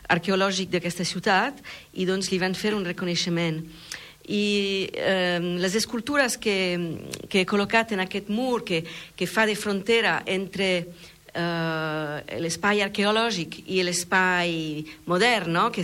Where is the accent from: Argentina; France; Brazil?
France; Catalan is a second language; also born or lived in Milan, Italy; now in Tarragona, Spain; a Milà, eh, he crescut una part de la meva vida allà, eh, he viscut a França, eh, una gran part, soc francesa, però i, i al final eh, he, he, he acabat aquí a, a, a, al, al costat de, la, eh, de les platges de Tarragona